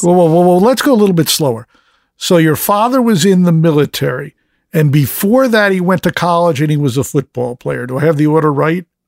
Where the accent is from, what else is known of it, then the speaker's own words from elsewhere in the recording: United States; I'm an American